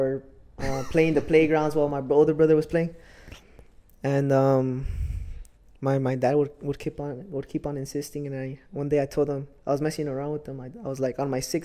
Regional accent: Salinas, California, United States; I was born here in California, born and raised here in Salinas

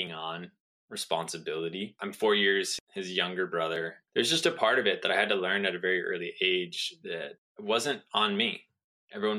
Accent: Southern California, United States; I grew up in Southern California

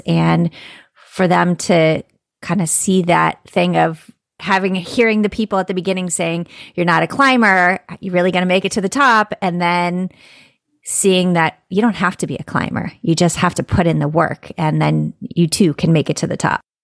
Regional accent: Florida, United States; I'm from Florida

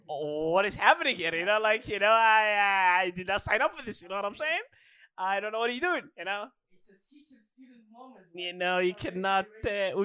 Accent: Alabama, United States; I am from Alabama.

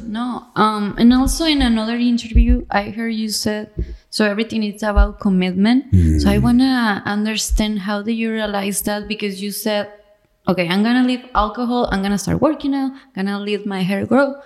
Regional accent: Tijuana, Baja California, Mexico; I'm from Tijuana

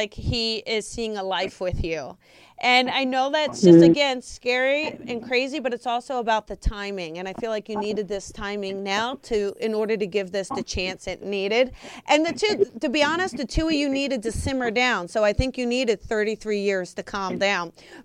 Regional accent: New Jersey, United States; I grew up in New Jersey

